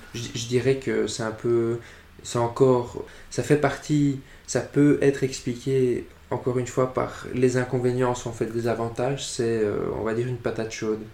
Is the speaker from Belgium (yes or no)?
yes; Brussels, Brussels-Capital Region, Belgium; Je suis bruxellois depuis euh, toujours.